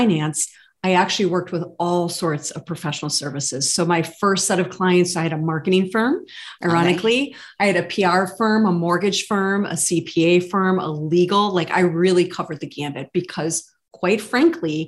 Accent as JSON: {"language": "English", "town": "Buffalo", "region": "New York", "country": "United States", "tie": "born or raised there", "also_born_or_lived": "Boston, Massachusetts", "moved": "as an adult", "said": "Born and bred in Buffalo, moved to Boston, Mass to be an advisor"}